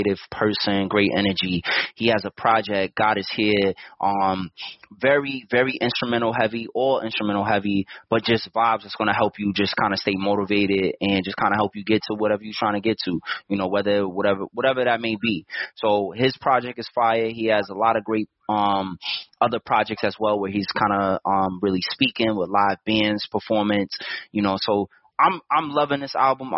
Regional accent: New York City, New York, United States; growing up in the New York City public school system

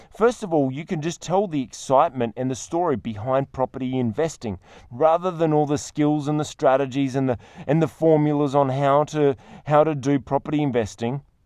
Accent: Australia; I'm an Australian

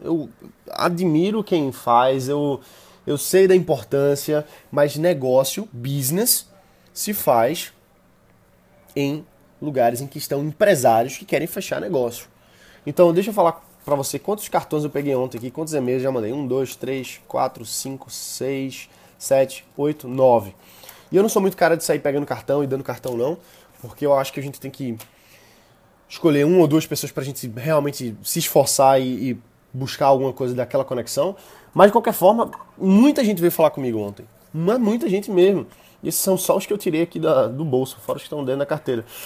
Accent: Brazil; sou do Brasil

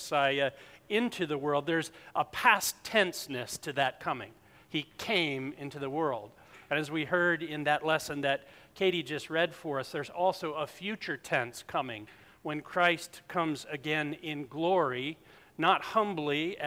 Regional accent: South Carolina, United States; moved away; I'm from South Carolina

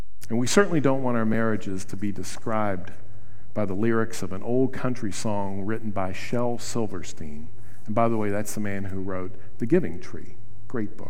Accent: Wheeling, West Virginia, United States; I grew up in Wheeling, West Virginia

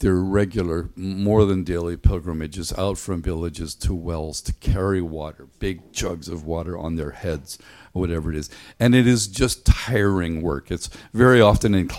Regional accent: Ireland; moved away; When I was a kid growing up in Ireland

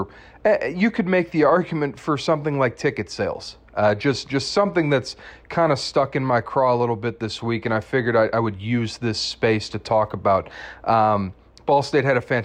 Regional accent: Midwest, United States; a MAC guy and a Midwest guy

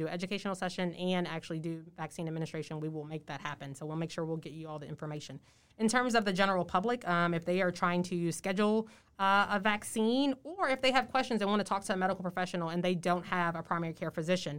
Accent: Port Salvador, Louisiana, United States; I'm from Plaquemines Parish, from Port Salvador.

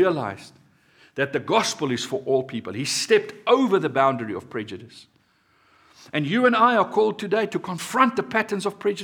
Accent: South Africa; My being a South African

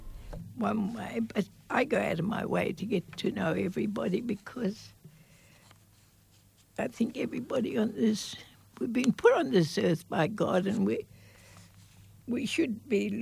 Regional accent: Broome, Western Australia, Australia; I was born here in Broome when I was born, because in those days we were a community.

